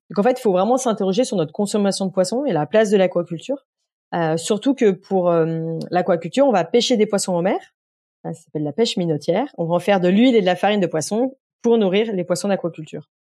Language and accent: French; Beaujolais, Lyon region, Auvergne-Rhône-Alpes, France; j'ai vécu dans un, un village euh, jusqu'à voilà, jusqu'à être majeur grosso modo euh, dans, dans le Beaujolais